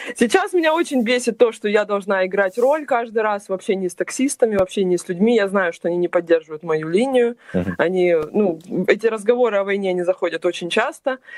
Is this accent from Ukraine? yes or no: yes; Crimea, Ukraine; moved away as an adult; also born or lived in Kyiv, Ukraine; now in Russia; я вообще крымчанка